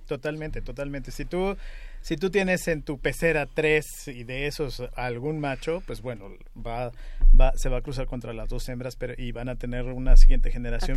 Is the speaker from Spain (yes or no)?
no; Mexico